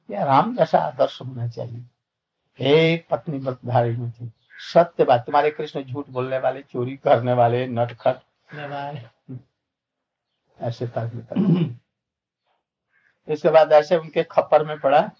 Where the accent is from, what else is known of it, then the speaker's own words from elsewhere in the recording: India; born there; हम लोग गांव में जन्मे थे गंगा के किनारे गंगा से दो चार फकला